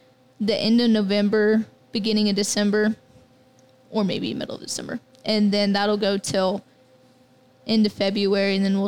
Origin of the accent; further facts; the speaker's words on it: McCook, Nebraska, United States; also born or lived in Lincoln, Nebraska; I went to Belmont Elementary School until halfway through third grade, and then our family moved back to McCook. Then I've been here ever since.